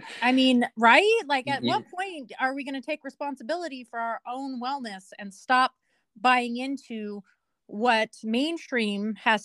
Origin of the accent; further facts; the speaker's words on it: Nevada, United States; now in Washington, United States; I come from Nevada, or like the southwest part of America. So when I moved up here